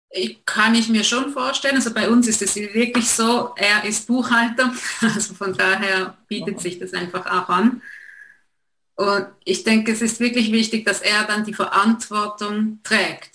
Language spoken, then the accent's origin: German; Switzerland; accent: Swiss; wir wohnen, wie man hört, in der Schweiz